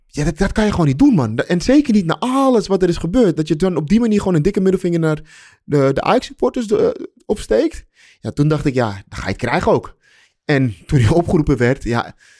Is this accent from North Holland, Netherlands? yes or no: yes; Amsterdam, North Holland, Netherlands; wij Amsterdammers